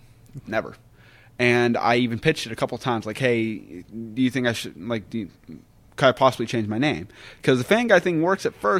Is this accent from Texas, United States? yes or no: no; West Virginia, United States; I'm from West Virginia. I love being from West Virginia.